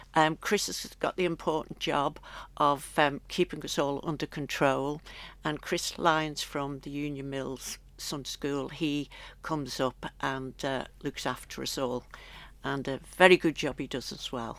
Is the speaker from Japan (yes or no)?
no; Isle of Man; moved away as an adult; also born or lived in London; when I got back home, I'd always done the Stedfords as a child, and they used to be prolific all over the island.